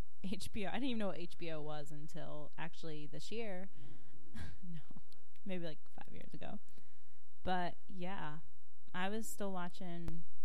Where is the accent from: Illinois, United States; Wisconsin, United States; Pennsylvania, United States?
Pennsylvania, United States; Philadelphia; born or raised there